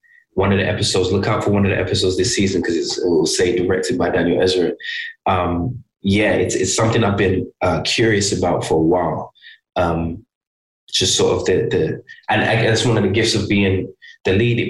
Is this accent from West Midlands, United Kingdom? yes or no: yes; Birmingham, West Midlands, United Kingdom; moved away; also born or lived in London; I'm from Birmingham